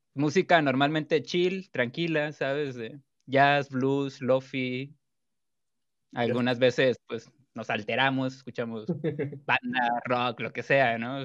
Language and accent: Spanish; Culiacán, Sinaloa, Mexico; now in Guadalajara, Mexico; soy de Culiacán, Sinaloa, México. Ahorita vivo en Guadalajara